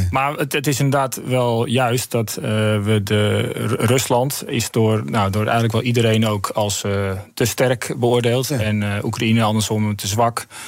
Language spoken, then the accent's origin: Dutch; Netherlands; wij zelf ook als Nederlanders